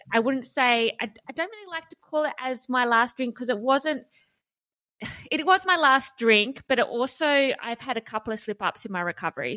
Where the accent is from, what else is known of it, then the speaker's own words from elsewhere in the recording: Hobart, Tasmania, Australia; I grew up in Hobart